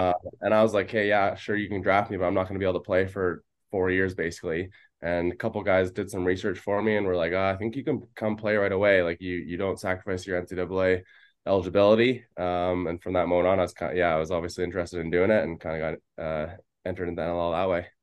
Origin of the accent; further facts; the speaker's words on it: Delta, British Columbia, Canada; I grew up playing in Delta